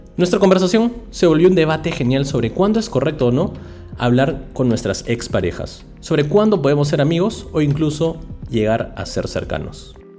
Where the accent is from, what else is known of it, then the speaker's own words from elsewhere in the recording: Lima, Peru; now in London, United Kingdom; en mi ciudad de origen, la ciudad de los reyes, Lima